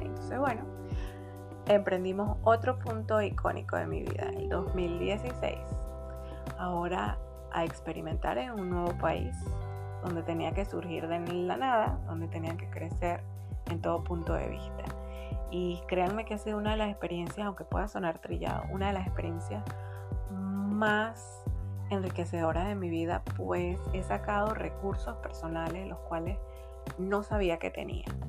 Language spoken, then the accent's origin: Spanish; San Antonio de los Altos, Miranda, Venezuela; moved away as an adult; also born or lived in Caracas, Venezuela; now in Panama; Nací en Caracas, Venezuela, una hermosa ciudad. Y luego de mis primeros cinco meses de vida nos fuimos a vivir a las afueras de Caracas, un pueblito hermoso llamado San Antonio de los Altos.